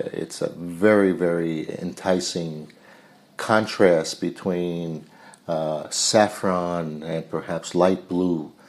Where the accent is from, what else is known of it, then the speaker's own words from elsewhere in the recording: Long Island, New York, United States; I'm a CPA from Long Island, born and raised on Long Island